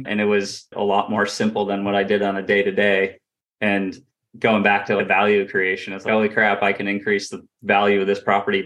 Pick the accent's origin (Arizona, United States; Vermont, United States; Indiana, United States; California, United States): Vermont, United States; moved away as an adult; also born or lived in Rochester, New York; I grew up in Vermont, went to school in Rochester, New York.